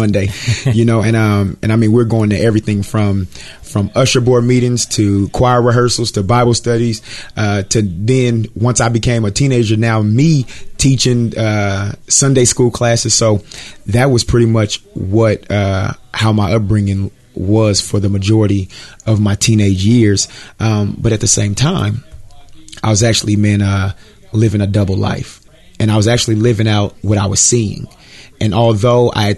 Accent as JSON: {"language": "English", "town": "Richmond", "region": "California", "country": "United States", "tie": "born or raised there", "said": "I'm from Richmond, California, which is in Northern California, San Francisco Bay Area."}